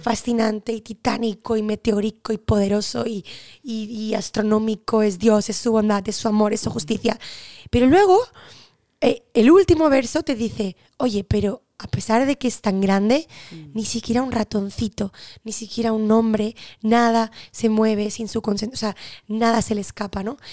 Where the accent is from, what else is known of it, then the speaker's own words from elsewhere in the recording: Barcelona, Catalonia, Spain; nací en Barcelona